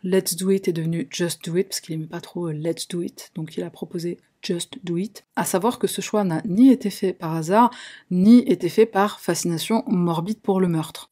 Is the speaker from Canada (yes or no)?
no; Algeria; je suis une Algérienne